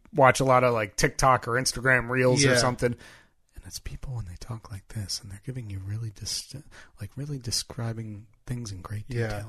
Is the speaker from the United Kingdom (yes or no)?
yes; United Kingdom; I am a British, UK-based fan fiction writer